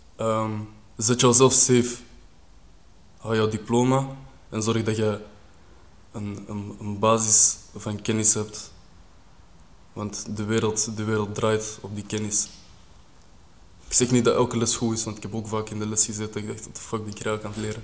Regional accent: Kruibeke, Flanders, Belgium; also born or lived in Beveren / Linkeroever, Antwerp; ik ben dan verhuisd op jonge leeftijd naar uh, Kruibeke. Zijn we daar gaan wonen, ben ik daar opgegroeid.

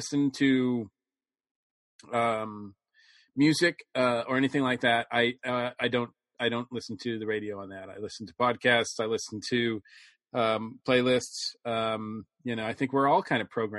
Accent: New England, Massachusetts, United States; my history growing up in New England in Western County, Massachusetts

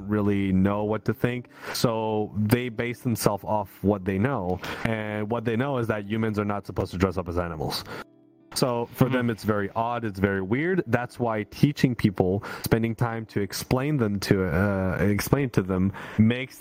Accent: Canada; I'm the Canadian here

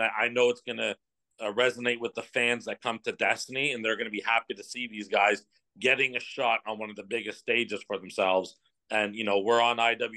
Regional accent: Oshawa, Ontario, Canada; Oshawa. It's my hometown

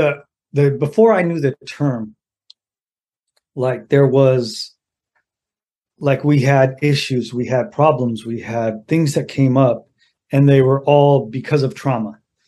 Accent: Mountain View, California, United States; also born or lived in Sacramento; So I was born in Mountain View in the Bay Area, mm-hmm. in California, and then I was raised in the Bay Area and Sacramento, Northern California.

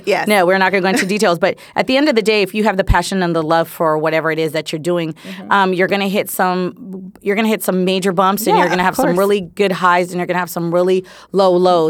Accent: San Francisco Bay Area, California, United States; moved away as an adult; now in Los Angeles, United States; I think I'm from the Bay. Yay. Shout out to the Bay Area.

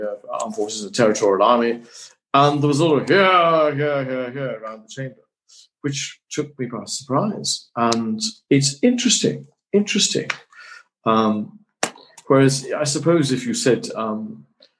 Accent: Tain, Scotland, United Kingdom; I'm still Scot. I shall live in my hometown of Tain, where I'm speaking for.

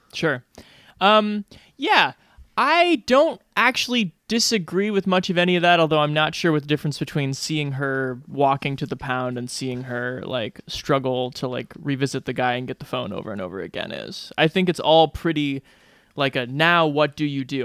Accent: Great Plains, United States; I come from the plains, I come from German and Norwegian farmers

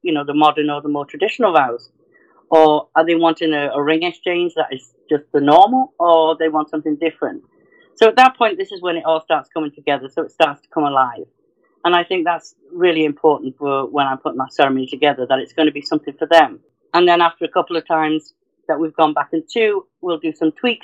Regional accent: North Wales, United Kingdom; moved away; from the UK, I'm originally from North Wales

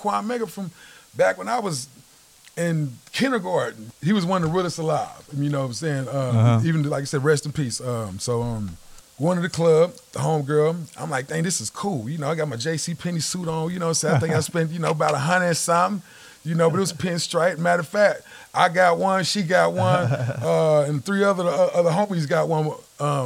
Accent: Midwest City, Oklahoma, United States; I'm from the Mid-Dub. I'm from, you know, Midwest City Spence area.

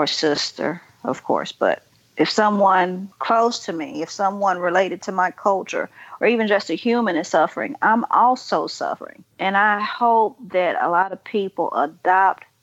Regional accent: Hinds County, Mississippi, United States; I'm originally from Hinds County, Mississippi

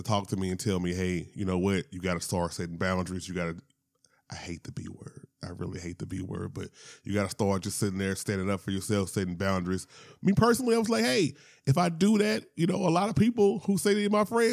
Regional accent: Shreveport, Louisiana, United States; now in Atlanta, United States; I am originally from Louisiana, as I point out every single time. Shout out to Shreveport.

